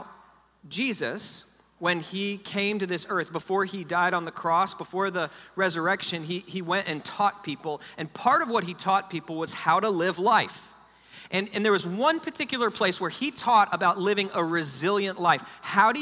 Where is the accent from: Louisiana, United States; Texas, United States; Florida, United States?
Florida, United States; Fort Lauderdale; I grew up in South Florida, down in Fort Lauderdale, Miami area